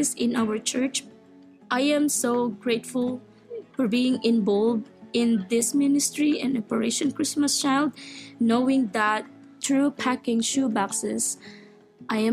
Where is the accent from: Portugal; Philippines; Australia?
Philippines; moved away; I was born in the Philippines and growing up in a poor family and living in a tiny house, no stove.